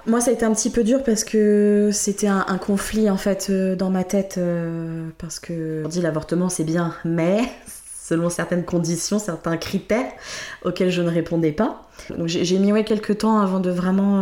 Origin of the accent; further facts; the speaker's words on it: Creil, Hauts-de-France, France; je suis née à Creil, au nord de Paris